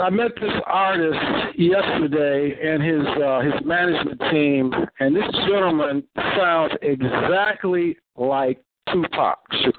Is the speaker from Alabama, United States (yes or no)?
no; Chicago, Illinois, United States; My dad was Fred Anderson of the Velvet Lounge out of Chicago. So I was raised around a lot of legends, like Dexter Gordon.